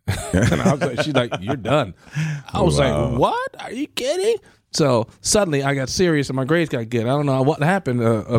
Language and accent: English; Milwaukee, Wisconsin, United States; I grew up in Milwaukee.